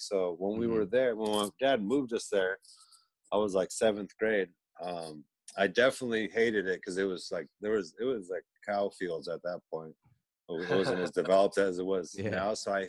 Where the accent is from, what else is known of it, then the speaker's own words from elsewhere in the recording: Escondido, California, United States; I was born in Escondido. It's a small town.